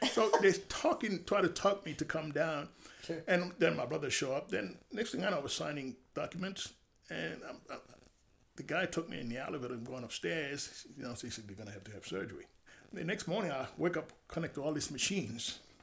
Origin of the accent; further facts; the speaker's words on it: Haiti; now in United States; I'm from Haiti